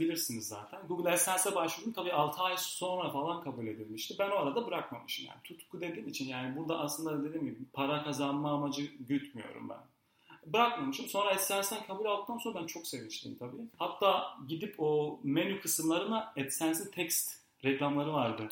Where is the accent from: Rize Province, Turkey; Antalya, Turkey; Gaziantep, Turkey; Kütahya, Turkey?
Gaziantep, Turkey; moved away as an adult; now in Istanbul, Turkey; Gaziantep'liyim. Gaziantep'te doğdum, büyüdüm, okudum.